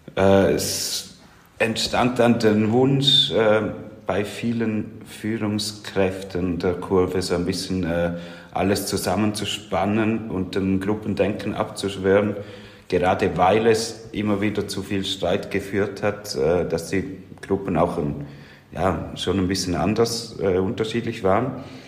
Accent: Switzerland; als Schweizer Rheintaler

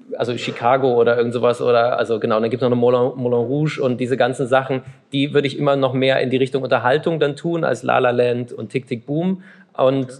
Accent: Chemnitz, Saxony, Germany; ich bin ja gebürtiger Karl-Marx-Städter

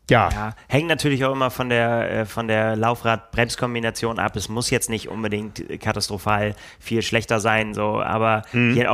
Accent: Bremen, Germany; Ja, ich bin Bremer auch. Das ist

